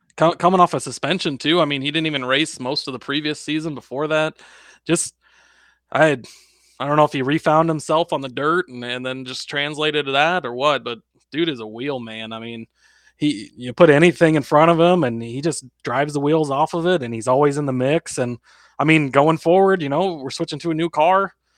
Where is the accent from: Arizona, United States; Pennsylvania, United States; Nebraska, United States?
Nebraska, United States; Lincoln; I'm from Lincoln, Nebraska